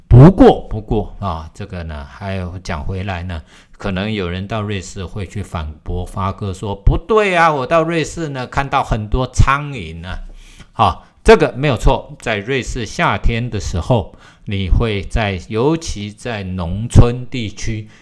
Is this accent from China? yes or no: no; Taiwan; 我们台湾人